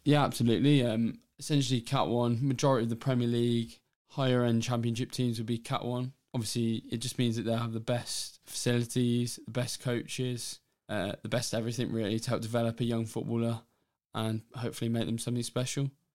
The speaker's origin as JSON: {"language": "English", "region": "England", "country": "United Kingdom", "said": "being English myself"}